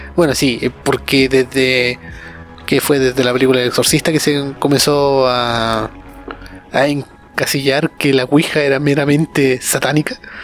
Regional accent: Chile; yo soy chileno

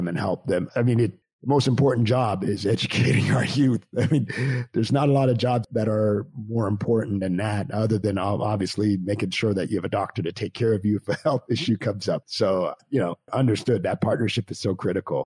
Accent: Canada; moved away; I grew up in Canada

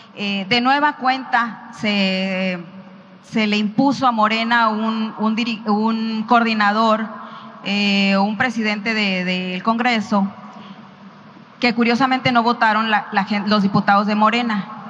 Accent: Sonora, Mexico; Soy de Sonora

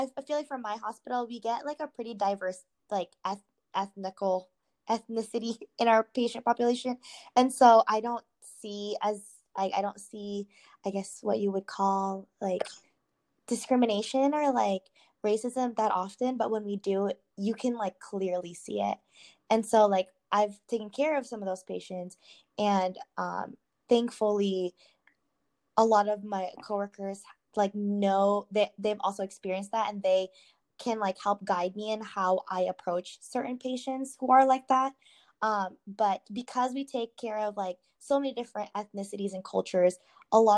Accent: United States; growing up here, I am really close to my church family who is like they're predominantly Filipinos

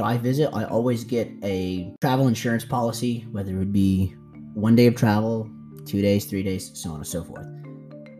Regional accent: United States; now in Thailand; I am an American expat living in Thailand

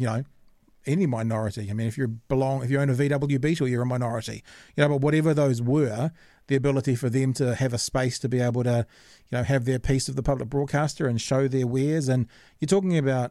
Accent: New Zealand; also born or lived in Auckland; now in Dunedin, New Zealand; I'm from New Zealand

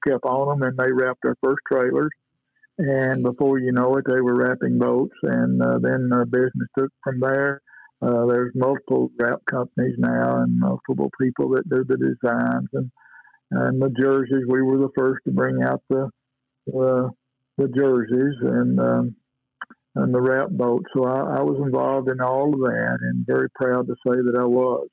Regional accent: Danville, Kentucky, United States; my hometown here in Danville, Kentucky

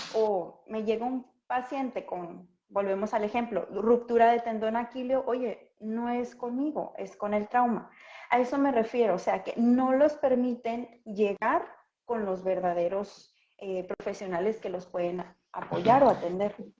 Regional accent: Acapulco, Guerrero, Mexico; yo soy de Acapulco

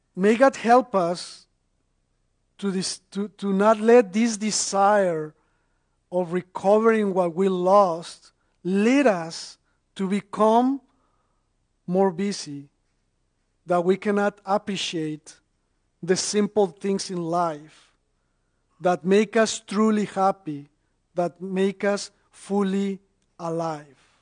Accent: Mexico; now in North Carolina, United States; I, am originally from Mexico and, and I've been in the United States since 2003. So, so I'm an immigrant

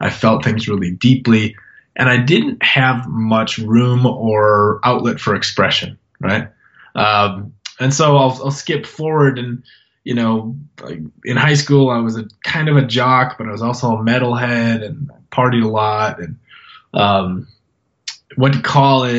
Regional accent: North Dakota, United States; now in Montana, United States; North Dakota. I was born in North Dakota.

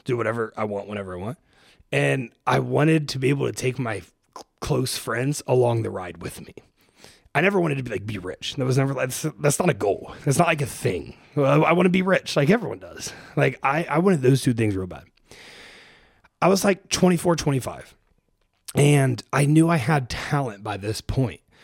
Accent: Springfield, Ohio, United States; moved away as an adult; also born or lived in Cincinnati, Ohio; now in Austin, United States; I grew up in Springfield, Ohio

